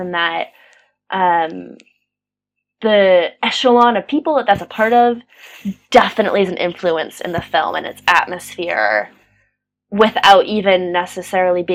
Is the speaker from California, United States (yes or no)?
yes; Pasadena, California, United States; moved away as an adult; now in Manchester, United Kingdom; I'm from Pasadena, California, and that's a very affluent community